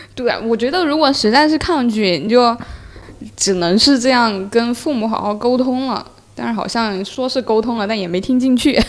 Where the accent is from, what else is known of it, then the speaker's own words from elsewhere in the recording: Sichuan, China; moved away as an adult; now in Guangdong, China; 我父母在我小学的时候选择到广东这边来工作，所以我是自己一个人留在四川的